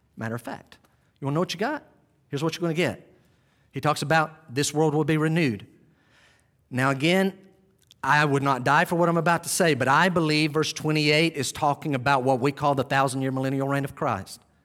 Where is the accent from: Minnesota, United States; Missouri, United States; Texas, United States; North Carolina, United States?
North Carolina, United States; Western; We'd leave Western North Carolina